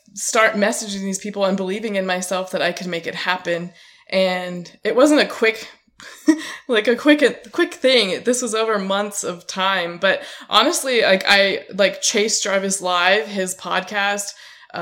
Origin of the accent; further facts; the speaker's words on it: Auburn, California, United States; I'm from Auburn, California